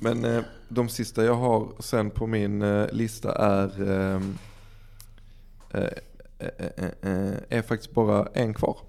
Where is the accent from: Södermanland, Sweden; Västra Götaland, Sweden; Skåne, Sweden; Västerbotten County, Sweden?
Skåne, Sweden; Dalby; Vi växte upp i Dalby